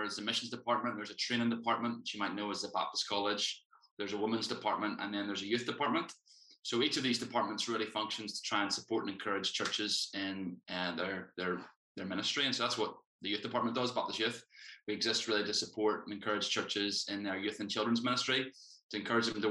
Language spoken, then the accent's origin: English; Ballymena, Northern Ireland, United Kingdom; moved away as an adult; now in Bangor, United Kingdom; I'm originally from Ballymena, but last year I got married and now I live in Bangor.